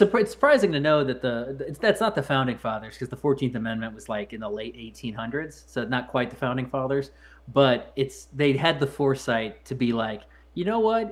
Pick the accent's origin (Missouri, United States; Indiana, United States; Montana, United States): Missouri, United States; When I was growing up, I believe Missouri was like the third cheapest state